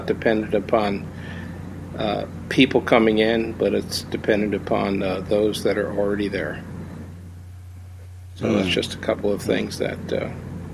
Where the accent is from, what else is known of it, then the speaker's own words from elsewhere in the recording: East Coast of the U.S., United States; also born or lived in Chicago area; now in Chicago, United States; We're from the East Coast of the U.S., but we have been out here